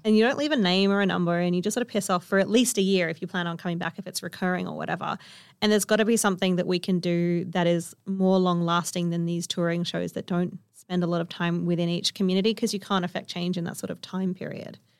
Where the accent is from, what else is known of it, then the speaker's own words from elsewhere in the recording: Kalgoorlie, Western Australia, Australia; I grew up on One Cataland in Kalgoorlie